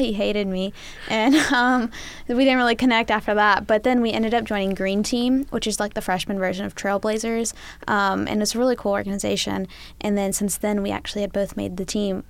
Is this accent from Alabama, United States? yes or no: yes; Helena, Alabama, United States; I'm a junior majoring in medical industrial distribution from Helena, Alabama